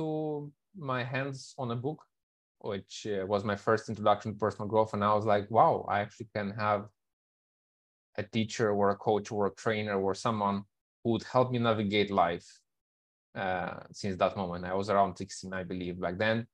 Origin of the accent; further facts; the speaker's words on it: Moldova; moved away as an adult; also born or lived in Kuala Lumpur; I am originally from Moldova, but in the past 12 years, I think I've been living in many, many countries, over 30 different countries